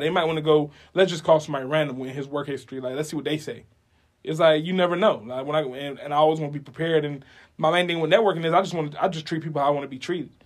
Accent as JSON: {"language": "English", "town": "Homestead", "region": "Florida", "country": "United States", "moved": "yes", "said": "I came from Homestead, Florida, all the way at the bottom, right before you get to the Keys"}